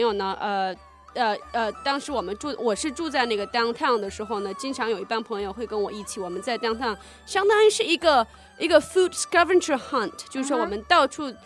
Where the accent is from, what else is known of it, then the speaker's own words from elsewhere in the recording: southern China, China; 因为我是南方人